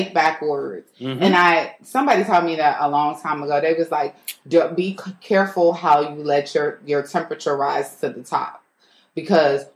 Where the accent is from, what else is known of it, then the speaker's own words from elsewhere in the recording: the South, United States; moved away; I'm from the South